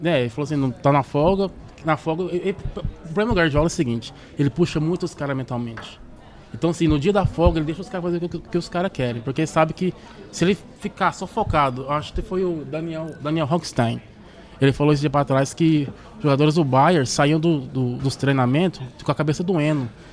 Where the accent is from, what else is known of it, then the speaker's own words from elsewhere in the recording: Rio Verde, Goiás, Brazil; moved away as an adult; now in London, United Kingdom; sou de Rio Verde, Goiás, moro aqui em Londres já faz 12 anos